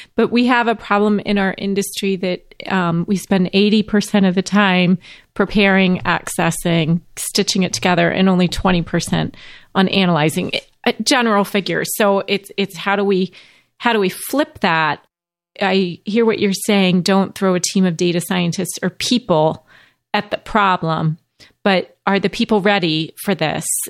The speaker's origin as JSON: {"language": "English", "town": "St. Louis", "region": "Missouri", "country": "United States", "tie": "born or raised there", "said": "I was born in St. Louis."}